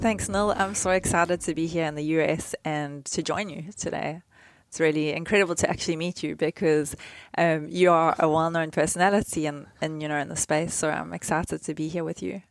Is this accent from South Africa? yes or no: yes; South Africa; when I was growing up in South Africa